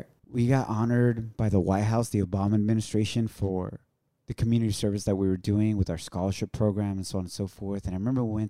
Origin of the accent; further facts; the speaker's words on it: Ocotlán, Jalisco, Mexico; also born or lived in Dallas, Texas / San Francisco; now in New York City, United States; I'm an immigrant from Ocotlán, Jalisco, Mexico.